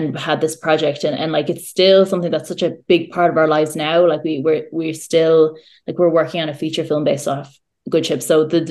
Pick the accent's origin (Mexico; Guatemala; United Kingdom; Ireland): Ireland; County Clare; moved away as an adult; also born or lived in Norway; now in Dublin, Ireland; where I'm originally, where I grew up